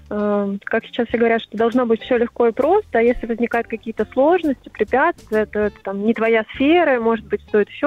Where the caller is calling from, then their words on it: Yaroslavl, Yaroslavl Oblast, Russia; звоню я вам из Ярославля.